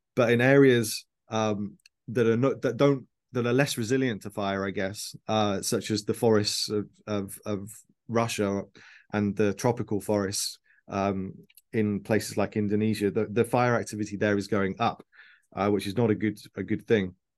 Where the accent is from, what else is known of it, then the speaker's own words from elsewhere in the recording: Birmingham, West Midlands, United Kingdom; moved away as an adult; also born or lived in Sheffield; now in London, United Kingdom; I was born in Birmingham in the Midlands of the UK.